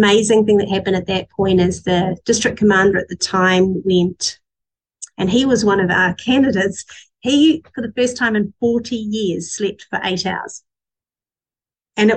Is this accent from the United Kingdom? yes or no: yes; England, United Kingdom; moved away; I'm still as English as they come